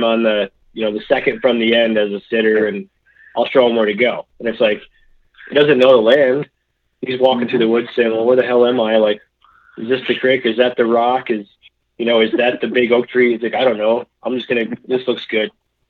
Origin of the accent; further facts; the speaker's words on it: New York, United States; I grew up hunting drives in New York